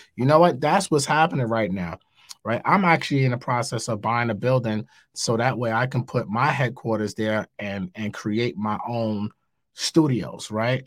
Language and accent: English; New York City, New York, United States; I'm from New York. I live in New York